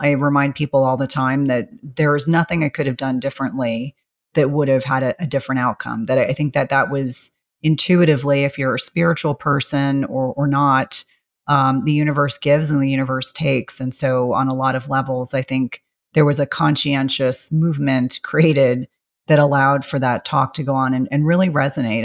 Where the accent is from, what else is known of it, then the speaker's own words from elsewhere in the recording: South Carolina, United States; moved away; I was born in South Carolina and I have, you know, wonderful family and wonderful memories